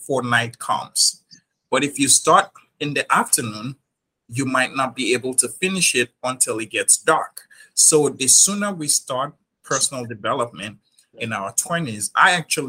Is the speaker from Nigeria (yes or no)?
yes; Nigeria; moved away as an adult; now in New York, United States; I was born and raised in Nigeria